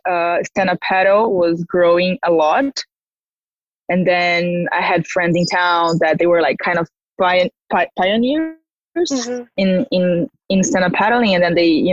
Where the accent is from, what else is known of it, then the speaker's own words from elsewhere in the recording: Ubatuba, São Paulo, Brazil; I'm from Brazil and I grew up in a surfing town called Ubatuba. It's the north coast of São Paulo.